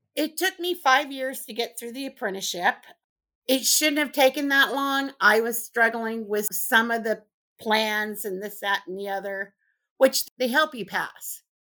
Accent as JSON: {"language": "English", "region": "Southern California", "country": "United States", "also_born_or_lived": "Missouri", "moved": "as an adult", "said": "I'm originally from Southern California"}